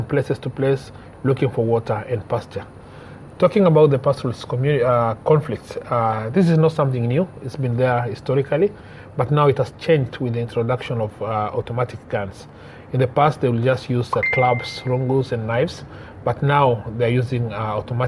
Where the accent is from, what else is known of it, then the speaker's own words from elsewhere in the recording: Maralal, Samburu County, Kenya; I'm from Maralal, born and brought up in Maralal.